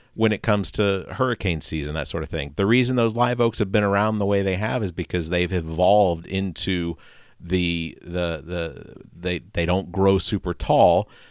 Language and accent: English; Atlanta, Georgia, United States; now in West Columbia, United States; growing up in Atlanta, taking eighty-five out of Atlanta north